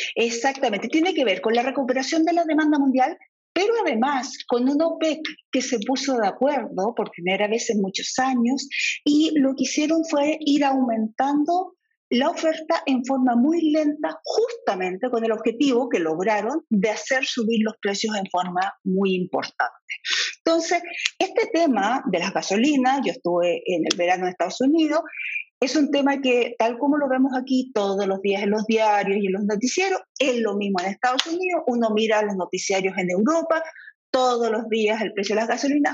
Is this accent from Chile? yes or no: yes; Chile; como chilenos